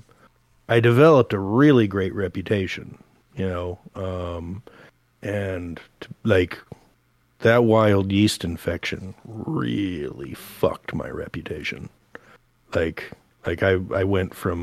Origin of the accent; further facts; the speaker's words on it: Portland, United States; moved away as an adult; I'm from Portland